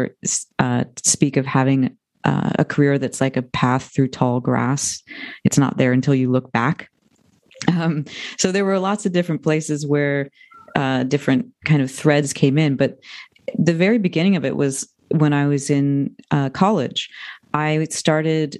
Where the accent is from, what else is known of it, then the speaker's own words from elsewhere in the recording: United States; now in Ojai, United States; I'm from outside of Washington, D.C. So I made the East Coast to West Coast transition